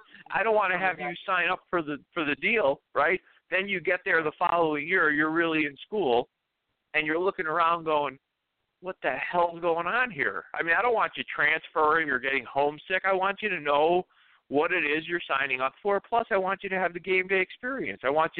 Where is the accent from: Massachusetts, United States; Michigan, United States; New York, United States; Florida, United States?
Florida, United States; I'm from South Florida. You know, it's warm, high humidity. I'm used to that.